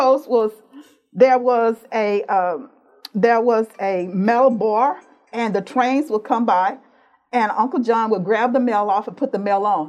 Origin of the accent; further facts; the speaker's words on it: Conroe, Texas, United States; I grew up in Montgomery County. Mm-hmm. So I'm a native Texan. I say howdy. And I say y'all. Went to school in Conroe.